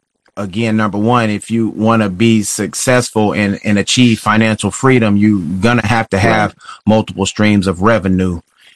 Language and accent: English; Texas, United States; moved away as an adult; also born or lived in Kansas City, Missouri; I'm originally from Texas